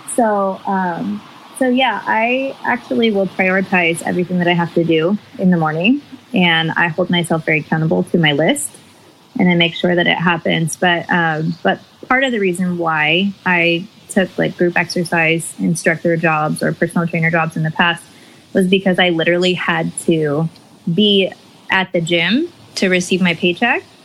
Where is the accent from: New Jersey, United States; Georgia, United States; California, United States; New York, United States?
California, United States; Bay Area; also born or lived in Chico, California; now in San Diego, United States; I am originally from the Bay Area, then Chico, and currently living in San Diego, California